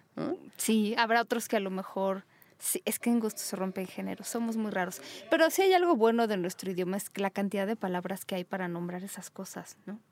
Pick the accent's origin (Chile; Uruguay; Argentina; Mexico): Mexico; donde vivimos, en nuestra querida México, que fue donde yo nací